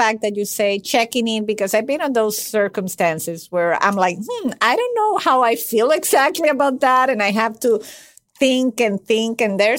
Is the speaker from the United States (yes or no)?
no; Venezuela; English is a second language; I come from a country, and that's not an excuse, but I come from Venezuela, and that's already messy by definition. It's a messy country.